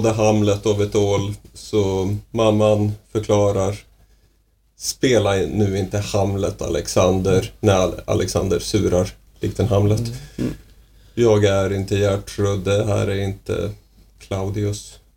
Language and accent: Swedish; Umeå, Västerbotten County, Sweden; moved away; Jag är uppväxt i Umeå, jag är van att man pratar om en älv